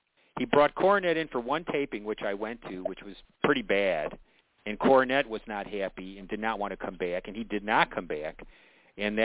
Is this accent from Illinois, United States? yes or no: yes; Chicago, Illinois, United States; As a Chicagoan